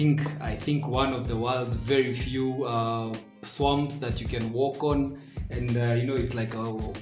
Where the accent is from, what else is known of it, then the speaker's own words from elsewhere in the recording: Kikuyu, Kiambu County, Kenya; an advocate of the High Court of Kenya and an artist based and raised in Kikuyu, currently based at 902 Street, right above Post Bank in Kikuyu Town.